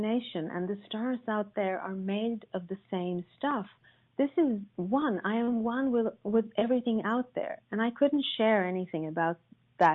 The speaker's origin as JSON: {"language": "English", "country": "Sweden", "tie": "born or raised there", "said": "I was born in Sweden, which you probably all know is a country known for its gender equality and tolerance, I grew up in a very, very patriarchal family"}